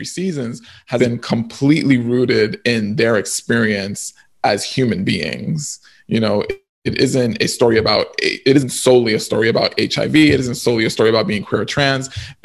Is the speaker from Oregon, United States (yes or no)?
no; New York City, New York, United States; I grew up in the South Bronx in housing projects in the 1980s